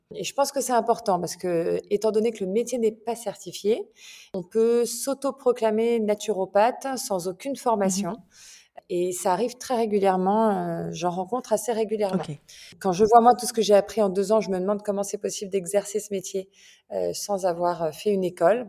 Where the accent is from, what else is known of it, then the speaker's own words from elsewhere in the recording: France; moved away as an adult; also born or lived in England; now in Milan, Italy; j'ai vécu en France, enfin je suis française, hein, j'ai vécu en France, j'ai vécu aussi en Angleterre